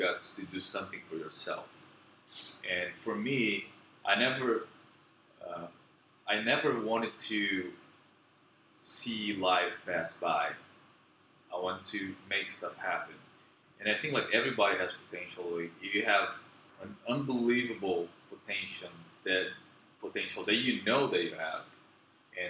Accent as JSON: {"language": "English", "country": "Brazil", "also_born_or_lived": "Philippines", "first_language": "Portuguese", "second_language": "English", "moved": "as an adult", "said": "I'm from Brazil, I'm from a very small city"}